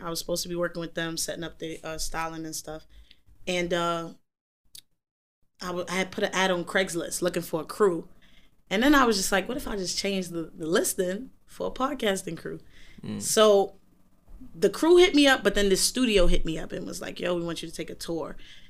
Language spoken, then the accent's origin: English; United States; also born or lived in London; Once they hear I'm American